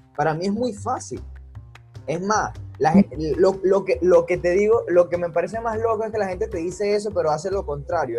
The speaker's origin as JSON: {"language": "Spanish", "country": "Venezuela", "said": "siendo eh, venezolano, estando en Venezuela"}